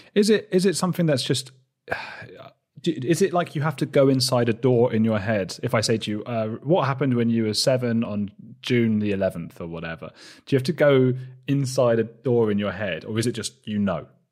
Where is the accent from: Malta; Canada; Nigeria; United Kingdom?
United Kingdom; Watford, East of England; I'm from Watford. It's a town outside London